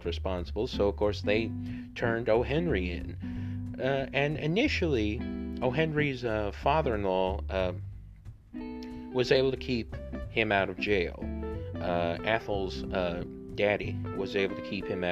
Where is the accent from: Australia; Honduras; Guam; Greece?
Honduras; my home country, Honduras.